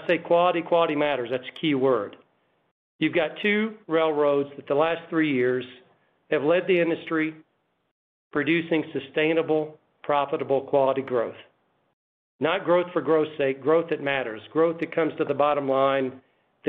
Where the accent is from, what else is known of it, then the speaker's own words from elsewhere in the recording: Chicago, Illinois, United States; I'm a Chicagoan. I live in Chicago